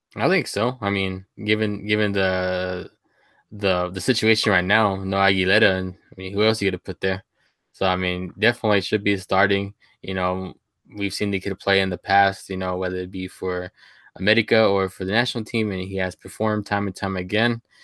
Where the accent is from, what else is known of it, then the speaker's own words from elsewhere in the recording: Sweetwater, Texas, United States; my hometown is, um, Sweetwater, Texas. I'm from the big state of Texas